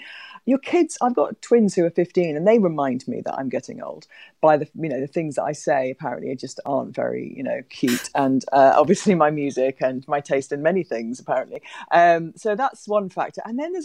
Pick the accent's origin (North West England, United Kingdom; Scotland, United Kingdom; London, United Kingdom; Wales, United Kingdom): Wales, United Kingdom; also born or lived in England; To be honest, I'm Welsh, Graham, right? So I'm thrilled with how Wales are doing. I'm married to a Scotsman, but I was born in England, so I'm properly British